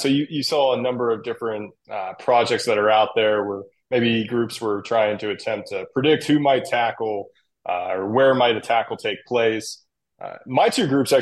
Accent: Pittsburgh, Pennsylvania, United States; I'm from Pittsburgh, from the area, so I always was connected in a way

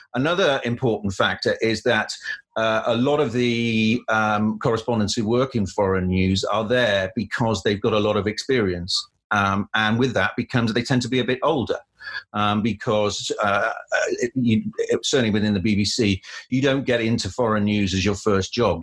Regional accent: Cardiff, Wales, United Kingdom; moved away as an adult; also born or lived in London; I grew up in Cardiff and lived there for. Uh, 18 years before going off to university

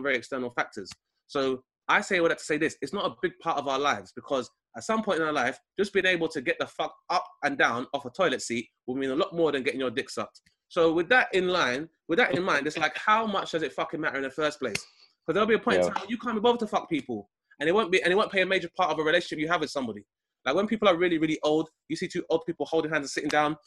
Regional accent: London, United Kingdom; I grew up in Southeast London

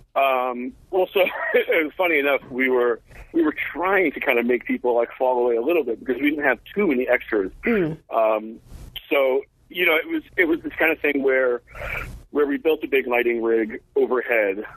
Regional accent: New York City, New York, United States; I grew up in New York, uh, in New York City

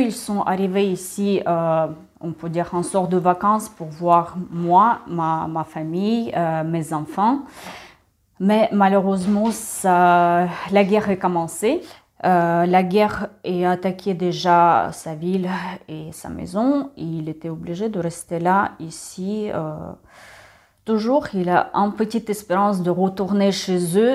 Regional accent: Ukraine; French is a second language; now in France; je suis ukrainienne qui habite ici en France depuis 2000

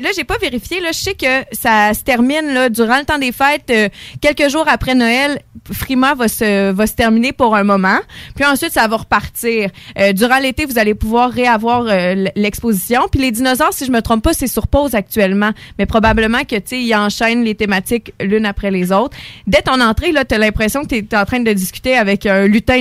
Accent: Lévis, Quebec, Canada; now in Beauce, Canada; je viens plus euh, de Lévis, là, même si je suis rendue en Beauce

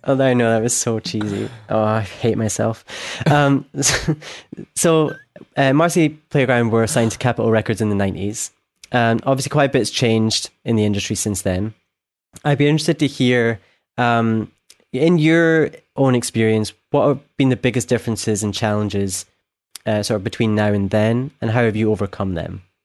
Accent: Scotland, United Kingdom; from Scotland

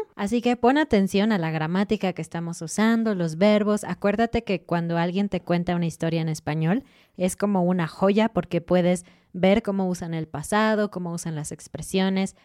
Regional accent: Mexico; nosotros con nuestra ropita mexicana

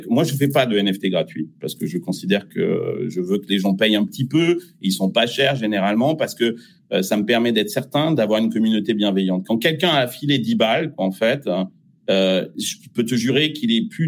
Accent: France; Euh, je suis français, mais je fais de la musique pour le monde entier.

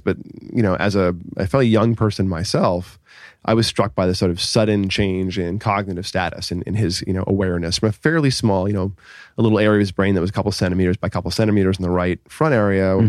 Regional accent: Boston, Massachusetts, United States; now in Southern California, United States; I grew up in uh, the Boston area, south of Boston

